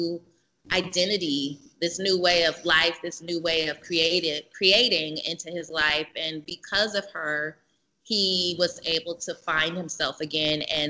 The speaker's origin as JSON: {"language": "English", "town": "Oakland", "region": "California", "country": "United States", "tie": "born or raised there", "said": "I was born and raised here in Oakland"}